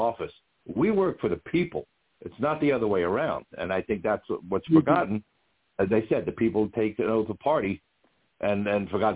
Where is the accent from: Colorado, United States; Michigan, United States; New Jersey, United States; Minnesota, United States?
New Jersey, United States; Jersey City; moved away as an adult; now in Port Washington, United States; I grew up in Jersey City, which was sort of a spread out town.